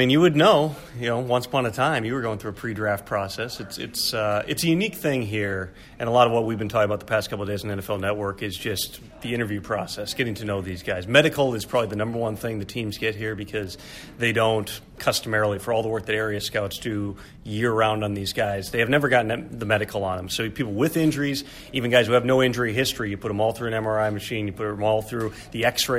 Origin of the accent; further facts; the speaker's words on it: Minnesota, United States; Yeah, I was born in Minnesota as well.